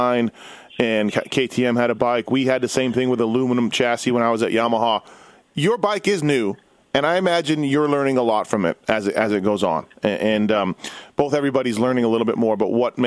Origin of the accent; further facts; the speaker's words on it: Manitoba, Canada; I'm from Manitoba